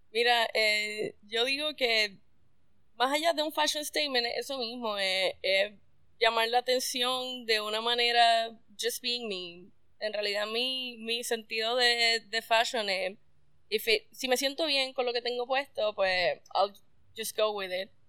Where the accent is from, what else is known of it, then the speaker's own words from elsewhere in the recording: Mayagüez, Puerto Rico; moved away as an adult; also born or lived in San Juan; me fui como a los 18, yo soy del área oeste, nací en Mayagüez